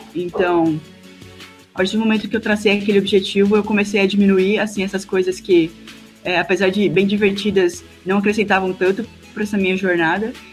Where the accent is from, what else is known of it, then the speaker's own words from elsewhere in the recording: Presidente Médici, Rondônia, Brazil; sou do interior do estado de Rondônia